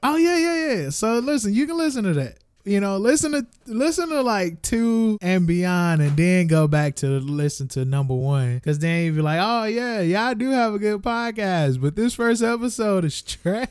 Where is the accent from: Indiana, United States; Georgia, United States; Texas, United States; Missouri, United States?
Missouri, United States; St. Louis; we are from Saint Louis